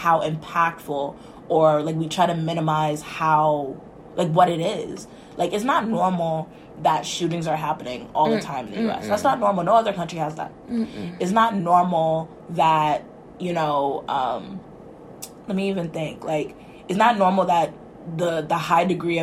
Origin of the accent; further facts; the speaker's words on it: United States; moved away as an adult; now in Canada; I'm from the States